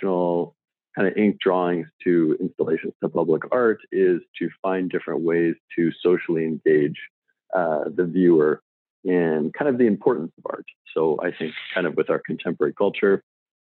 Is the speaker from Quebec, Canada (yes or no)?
no; Saskatoon, Saskatchewan, Canada; I grew up in Saskatoon, Saskatchewan. It's a city in the middle of Canada